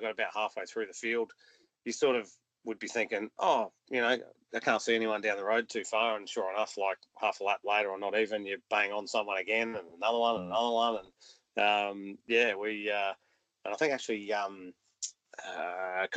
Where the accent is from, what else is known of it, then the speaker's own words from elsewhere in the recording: Adelaide, South Australia, Australia; growing up in Adelaide